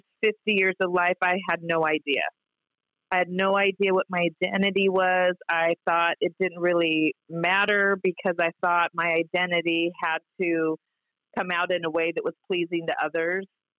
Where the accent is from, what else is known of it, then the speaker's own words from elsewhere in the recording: Orange County, California, United States; I grew up in Orange County, I had a house in Laguna Niguel